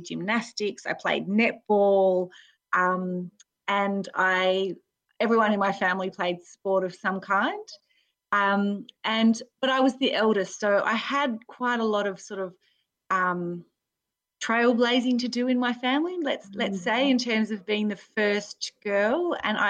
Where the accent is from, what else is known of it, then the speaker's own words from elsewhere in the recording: Spearwood, Western Australia, Australia; I grew up in Western Australia, in a place called Spearwood, which is near Fremantle